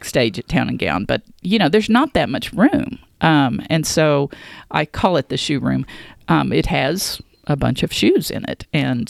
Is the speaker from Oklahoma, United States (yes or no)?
yes; Stillwater, Oklahoma, United States; You know, I was born in Oklahoma City, but my father took a job at Oklahoma State when I was five. And so we moved, our family moved to Stillwater, and I went all the way through school in Stillwater schools.